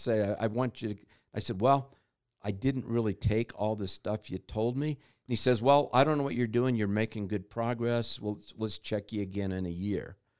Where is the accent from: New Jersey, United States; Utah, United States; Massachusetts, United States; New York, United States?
Utah, United States; I grew up in Utah